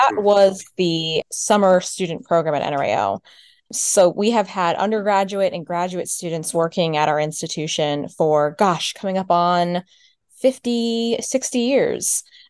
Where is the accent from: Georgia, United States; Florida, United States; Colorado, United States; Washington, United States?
Florida, United States; I'm from Florida. That's what's there.